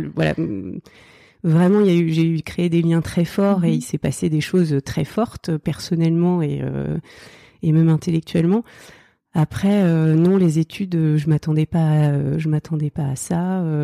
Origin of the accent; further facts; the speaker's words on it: Oise, near Chantilly, Hauts-de-France, France; also born or lived in Seine-Saint-Denis; now in Île-aux-Moines, France; j'ai grandi dans l'Oise, euh, pas très loin de Chantilly je suis née dans le 93 euh, à la base.